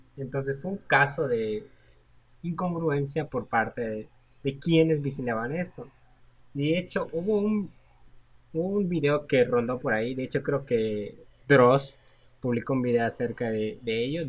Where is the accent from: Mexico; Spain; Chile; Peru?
Mexico; siendo mexicanos